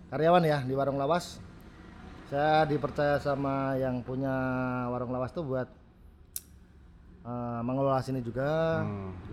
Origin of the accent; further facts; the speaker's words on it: Salatiga, Central Java, Indonesia; Karena pertama saya orang Salatiga